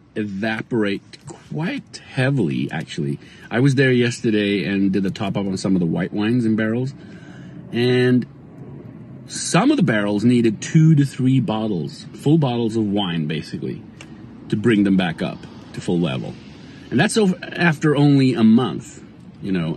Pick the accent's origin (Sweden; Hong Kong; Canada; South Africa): Sweden; now in Los Angeles, United States; I'm originally from Sweden